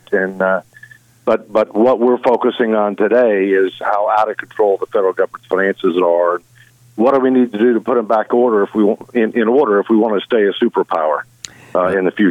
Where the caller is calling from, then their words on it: Alexandria, Virginia, United States; Alexandria, Virginia.